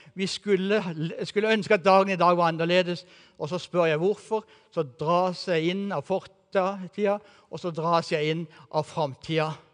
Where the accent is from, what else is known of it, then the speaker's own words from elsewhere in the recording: Kristiansand, Agder, Norway; moved away as an adult; now in Eastern Norway, Norway; den byen som jeg har vokst opp i, og som jeg gikk på videregående